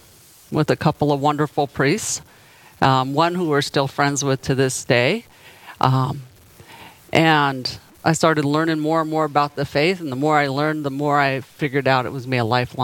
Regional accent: Southern California, United States; moved away as an adult; also born or lived in Denver, Colorado; I was born and raised in Southern California with no religion.

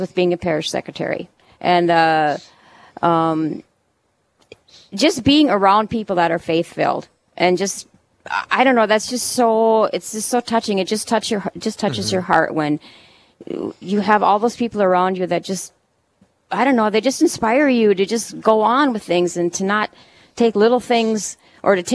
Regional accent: St. Michael, Minnesota, United States; also born or lived in Duluth; I was raised in St. Michael, Minnesota

